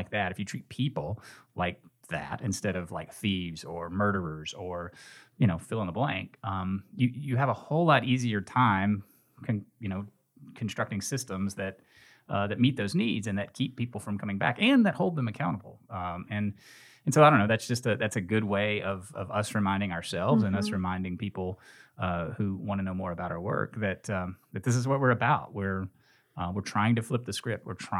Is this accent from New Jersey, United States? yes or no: no; Nashville, Tennessee, United States; now in Memphis, United States; I came here from Nashville, from Middle Tennessee, okay. to go to Rhodes College and went to law school here.